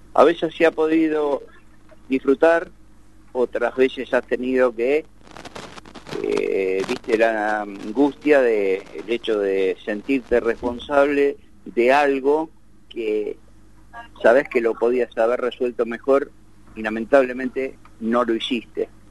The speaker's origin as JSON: {"language": "Spanish", "town": "Temperley", "region": "Buenos Aires Province", "country": "Argentina", "tie": "born or raised there", "said": "hoy estoy acá, en Tamperley, donde nací y vivo."}